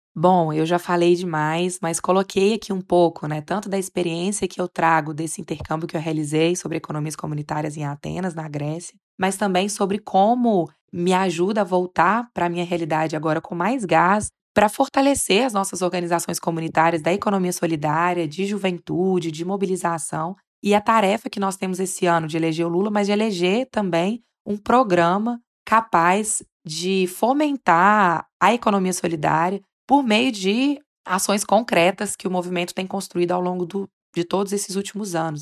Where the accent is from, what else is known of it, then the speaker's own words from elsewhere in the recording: Minas Gerais, Brazil; sou de Minas Gerais